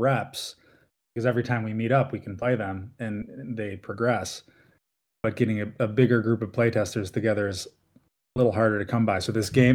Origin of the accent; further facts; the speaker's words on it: Milwaukee, Wisconsin, United States; We're from the Milwaukee area